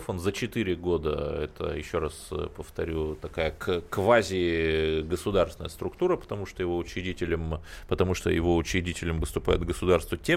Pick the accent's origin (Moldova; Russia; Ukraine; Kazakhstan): Russia; Cherepovets, Vologda Oblast; я сам родом из Череповца, это моногород, я помню, как э, трамвай, дребезжащее ведро с гвоздями